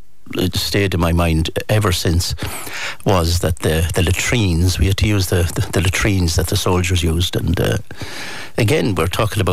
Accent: Castlebar, Connacht, Ireland; I was 4 years of age, and I grew up in Castlebar

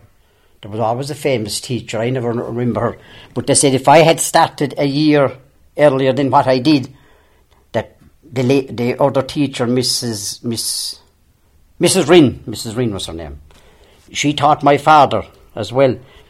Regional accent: Glaunce Loch, parish of Tarbert, County Kerry, Ireland; born or raised there; also born or lived in Cork

